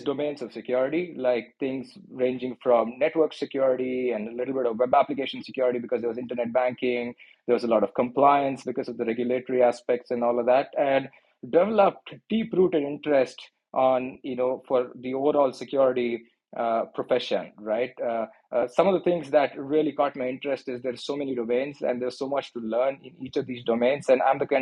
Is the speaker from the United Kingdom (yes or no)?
no; Mangalore, Karnataka, India; moved away as an adult; now in Silicon Valley, United States; I was born and raised in a small town, a coastal beach town called Mangalore, which is around 200 miles south of Bangalore